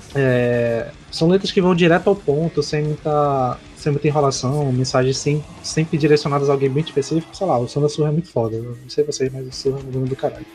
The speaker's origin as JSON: {"language": "Portuguese", "region": "North Region", "country": "Brazil", "said": "que é a nossa orgulho aqui do Norte"}